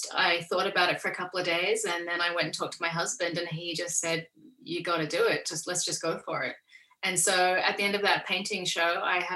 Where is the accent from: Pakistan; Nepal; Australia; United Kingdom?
Australia; also born or lived in Coffs Harbour, New South Wales; I'm Australian.